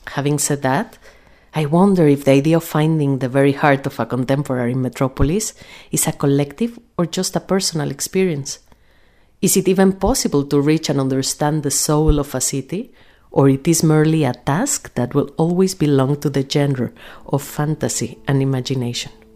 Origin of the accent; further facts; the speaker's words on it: Mexico City, Mexico; moved away as an adult; now in Sheffield, United Kingdom; I was born in Mexico City and have lived in Sheffield for four years